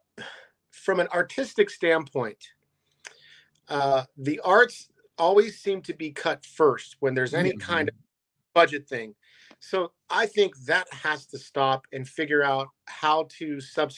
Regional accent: Youngstown, Ohio, United States; now in Las Vegas, United States; We're from Youngstown

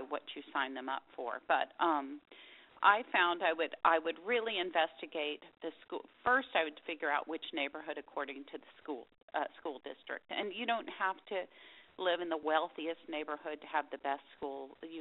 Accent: Dallas, Texas, United States; moved away as an adult; now in Austin, United States; I grew up in Dallas, and we never moved. I was in the same house my whole life until I went to college.

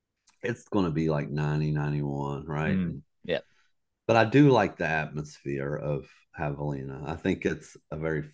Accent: Southeast, United States; So that's one that I've had on my bucket list just growing up in the Southeast, right?

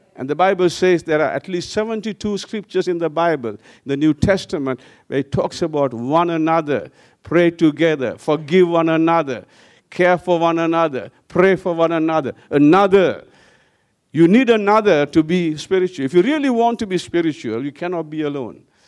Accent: Sri Lanka; also born or lived in Wellington, New Zealand; I, I left back to Sri Lanka

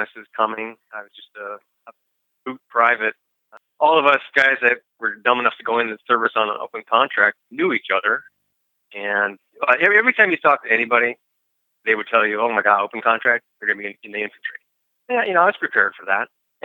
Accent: Milwaukee, Wisconsin, United States; moved away; also born or lived in California; I grew up in the Milwaukee area

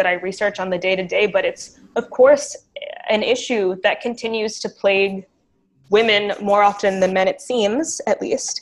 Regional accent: United States; now in Canada; I am American

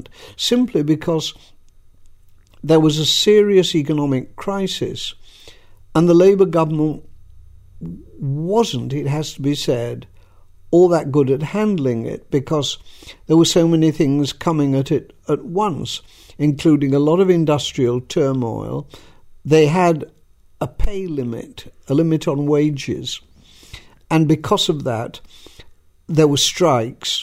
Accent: Leeds, Yorkshire and the Humber, United Kingdom; moved away as an adult; also born or lived in London; I came from Leeds, I was living in London

